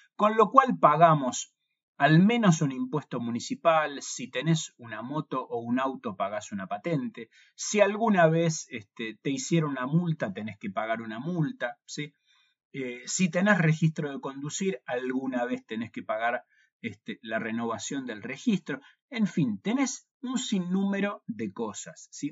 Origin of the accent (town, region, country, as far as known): Argentina